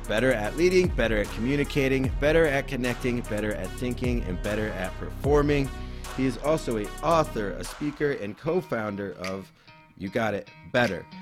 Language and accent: English; Midwest, United States; I grew up in the Midwest